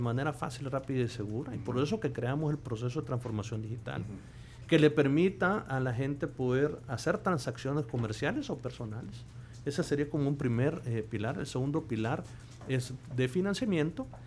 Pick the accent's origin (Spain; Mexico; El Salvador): El Salvador; como salvadoreños